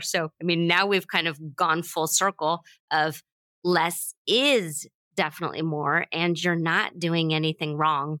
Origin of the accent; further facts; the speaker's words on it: United States; we have always had this bit of a anti-colonialism pioneer drive to being American